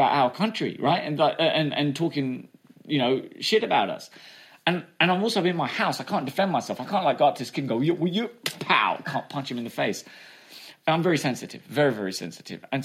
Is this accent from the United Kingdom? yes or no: yes; England, United Kingdom; also born or lived in United States; I went to school there and I got picked on for being English